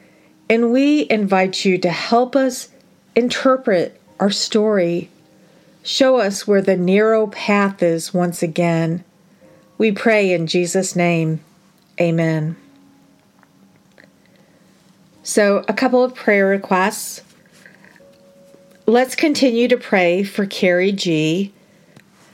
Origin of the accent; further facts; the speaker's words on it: United States; I am ashamed to even align myself with being an American